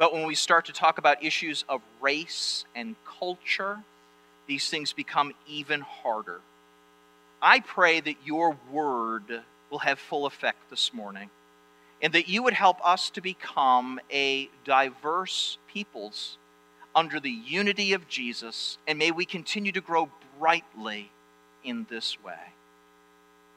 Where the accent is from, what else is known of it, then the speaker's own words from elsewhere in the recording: Maine, United States; moved away; I'm from Maine